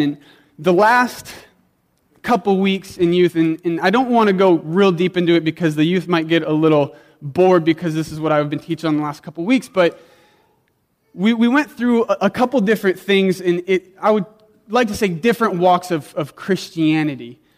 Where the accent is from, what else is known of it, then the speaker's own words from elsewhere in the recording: South Dakota, United States; I grew up in South Dakota where we had a big backyard and like seven dogs